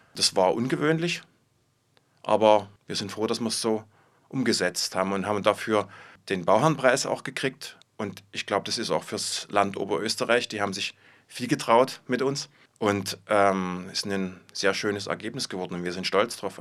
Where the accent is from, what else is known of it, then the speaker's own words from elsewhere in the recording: Dresden, Saxony, Germany; moved away as an adult; also born or lived in Zöllnitz/Thuringia; now in Linz, Austria; ich bin in Dresden groß geworden und bin da zur Schule gegangen